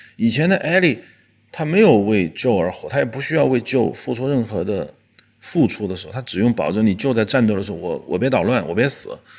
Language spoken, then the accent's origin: Chinese; China; 我们中国人